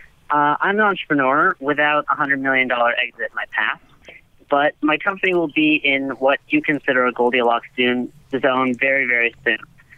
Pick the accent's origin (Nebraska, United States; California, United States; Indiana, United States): California, United States; Los Angeles; I grew up in the Westwood area, just next to UCLA.